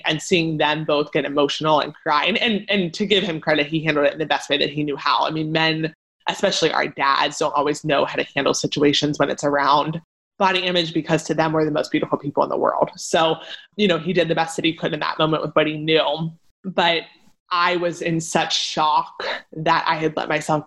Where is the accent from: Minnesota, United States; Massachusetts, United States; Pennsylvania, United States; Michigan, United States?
Pennsylvania, United States; Like Elle and I grew up in Pennsylvania